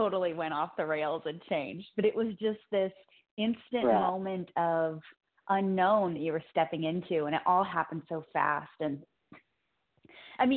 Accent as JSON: {"language": "English", "town": "Cape Girardeau", "region": "Missouri", "country": "United States", "tie": "born or raised there", "moved": "yes", "said": "that's actually my hometown"}